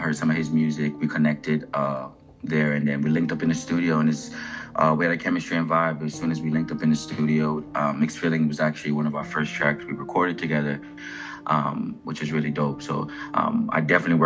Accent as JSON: {"language": "English", "country": "Jamaica", "tie": "born or raised there", "also_born_or_lived": "Philadelphia, United States", "said": "I was born in Philadelphia, South Philly, but I've definitely was growing up in Jamaica"}